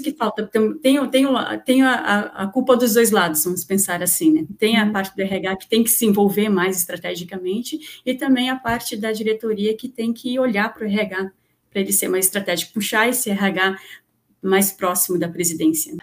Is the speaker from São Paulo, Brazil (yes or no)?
no; Santa Catarina, Brazil; eu sou aqui de Santa Catarina